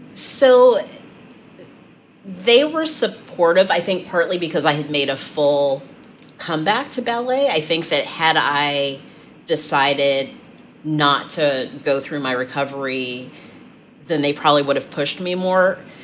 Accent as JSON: {"language": "English", "town": "San Francisco", "region": "California", "country": "United States", "tie": "born or raised there", "moved": "yes", "lives_now": "Cleveland, United States", "said": "I grew up in San Francisco."}